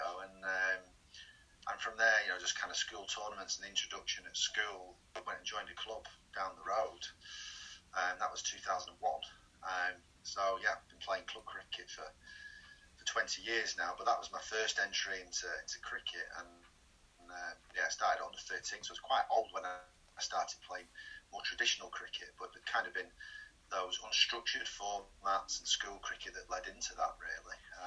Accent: Wigan, North West England, United Kingdom; moved away as an adult; also born or lived in Southland, New Zealand; I was brought up in Wigan.

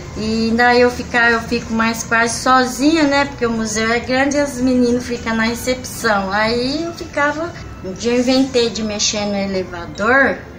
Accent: Santana de Parnaíba, São Paulo, Brazil; also born or lived in Pirapora do Bom Jesus; Quando eu vim morar em Santana do Parnaíba, eu ainda era menina, sou de Pirapora, nasci lá

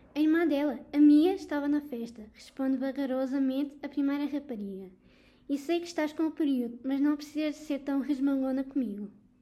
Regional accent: Almada, Lisbon, Portugal; venho de Almada

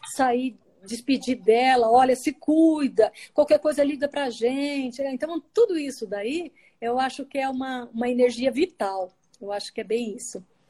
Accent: Paraná, Brazil; also born or lived in Mato Grosso; now in Brasília, Brazil; eu sou paranaense, mas morei muito tempo no Mato Grosso

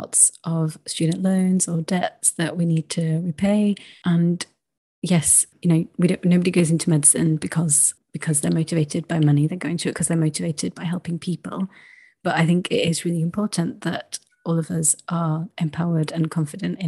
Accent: United Kingdom; as British people

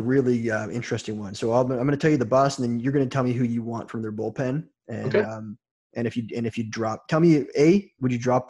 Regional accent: Toronto, Ontario, Canada; I'm from Toronto

